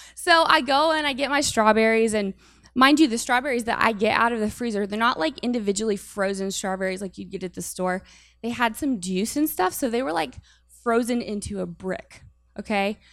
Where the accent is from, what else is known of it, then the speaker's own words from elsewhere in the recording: Urbana, Ohio, United States; moved away as an adult; now in Warren, United States; I am not from Warren. I am from Urbana, Ohio, and that's like four hours from here